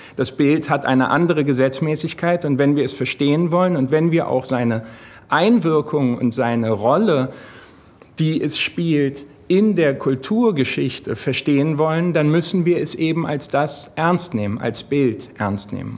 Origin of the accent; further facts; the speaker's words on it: Hamburg, Germany; der ich selber gebürtiger Hamburger bin